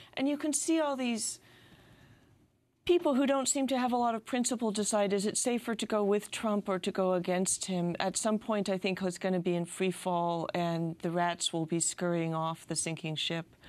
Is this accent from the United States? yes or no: yes; California, United States; speaking as a Californian